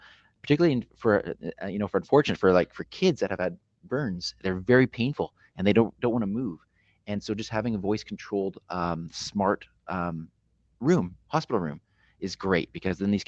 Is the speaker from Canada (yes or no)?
yes; Canada; being a Canadian